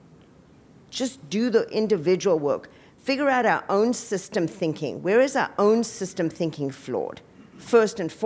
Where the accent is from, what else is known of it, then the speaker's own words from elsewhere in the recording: South Africa; now in United States; I was born in South Africa, came here.